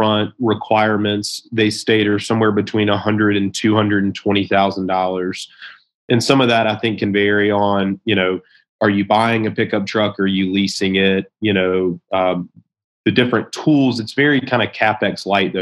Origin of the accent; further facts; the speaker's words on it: South Carolina, United States; my hometown in South Carolina.